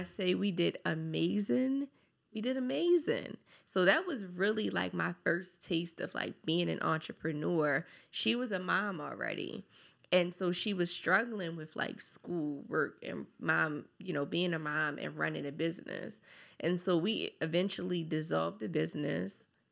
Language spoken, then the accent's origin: English; Baltimore, Maryland, United States; I grew up from Park Heights to Gilmore Projects